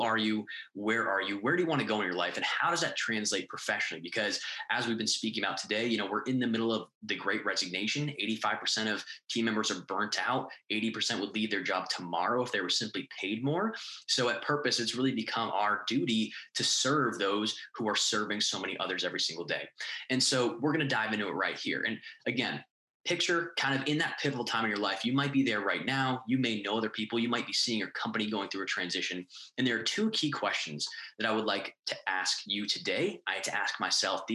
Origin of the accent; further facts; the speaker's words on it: New England, United States; moved away as an adult; now in Miami, United States; I'm from New England. We had moved down to Miami, Florida